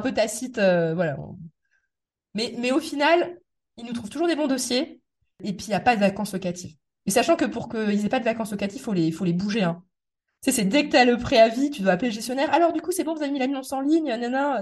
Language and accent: French; Metz, Grand Est, France; moved away as an adult; also born or lived in Paris; je suis né à Metz, j'ai grandi à Metz, mais après moi j'ai vécu quand même peut-être 10 euh, ans en Paris, région parisienne.